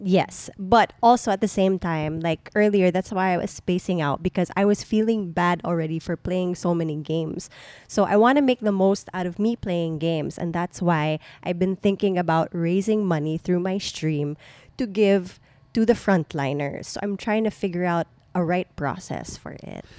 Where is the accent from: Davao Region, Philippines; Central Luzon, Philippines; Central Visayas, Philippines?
Central Luzon, Philippines; Subic; my hometown